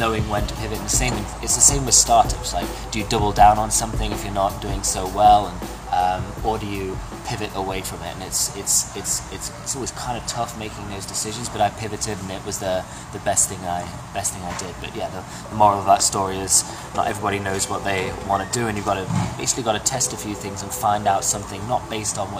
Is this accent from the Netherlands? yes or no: no; England, United Kingdom; moved away as an adult; also born or lived in Australia; now in Toronto, Canada; I was born in Australia, raised in England, and now live in Toronto.